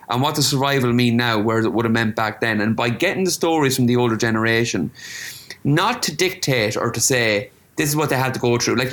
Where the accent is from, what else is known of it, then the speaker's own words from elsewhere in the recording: Ireland; there are things that we can celebrate with this globalization where we can bring the diversity we bring as Irish people to different cultures.